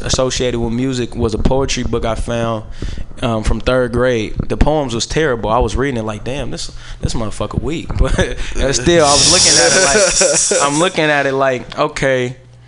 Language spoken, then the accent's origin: English; San Francisco, California, United States; also born or lived in New Orleans; I'm born and raised in San Francisco, California